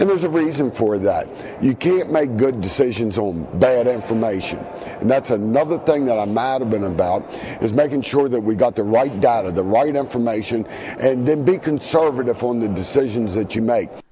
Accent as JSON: {"language": "English", "area": "Eastern Panhandle", "region": "West Virginia", "country": "United States", "said": "I'm from the Eastern Panhandle"}